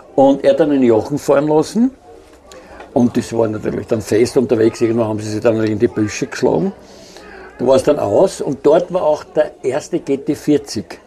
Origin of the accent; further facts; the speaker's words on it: Austria; ich bin aus Österreich